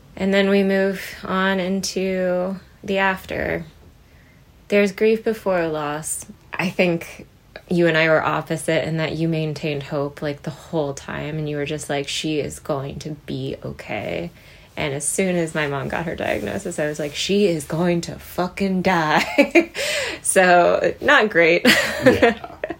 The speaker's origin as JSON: {"language": "English", "region": "Midwest", "country": "United States", "tie": "born or raised there", "said": "we grew up in the Midwest."}